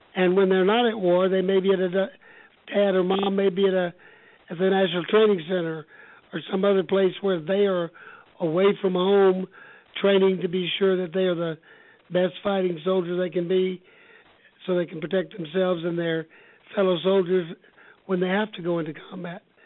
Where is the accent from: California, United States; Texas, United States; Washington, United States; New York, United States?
Texas, United States; Houston; also born or lived in Austin; I'm a native Texan, born and raised in Houston